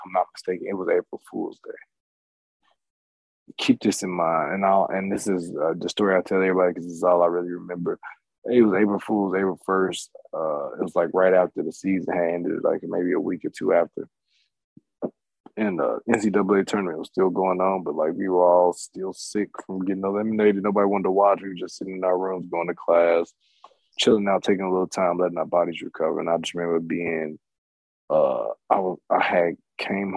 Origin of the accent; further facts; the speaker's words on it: Illinois, United States; My home state school